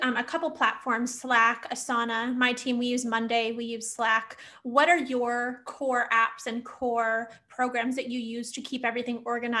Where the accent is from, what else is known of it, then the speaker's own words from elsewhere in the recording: California, United States; moved away as an adult; now in Florida, United States; I'm like, oh, I'm a California girl. As much as I'm like, oh, I could, you know, I'm like East Coast hustle, but like, you know, raised on the West Coast. I'm like, nope, I'm from California.